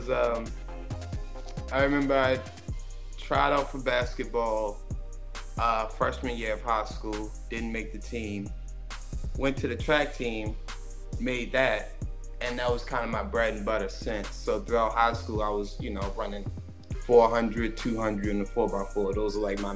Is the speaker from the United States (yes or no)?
yes; Baltimore, Maryland, United States; moved away; born and raised in Baltimore, Maryland, Baltimore City specifically